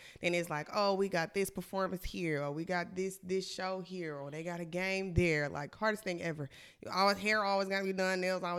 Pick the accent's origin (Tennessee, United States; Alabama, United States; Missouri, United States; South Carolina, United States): Alabama, United States; Montgomery; moved away as an adult; also born or lived in Anniston; now in Atlanta, United States; Okay, well, originally I was born in Anniston, Alabama. I moved to Montgomery when I was like, 5, 6 years old. I've been there, I was there mostly, like, pretty much my whole life before I moved to Atlanta.